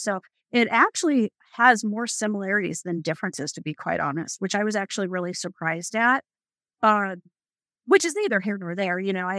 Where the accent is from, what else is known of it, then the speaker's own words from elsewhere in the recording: Arizona, United States; also born or lived in Chicago; I was born in Chicago. So I definitely claim Chicago as partial, you know, my partial home, and lived most of my life in Arizona.